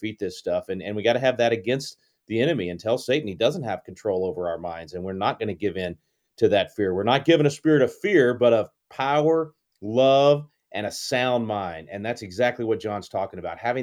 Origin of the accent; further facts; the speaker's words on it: Wylie, Texas, United States; I'm from Wiley, brother. Went to high school in Wiley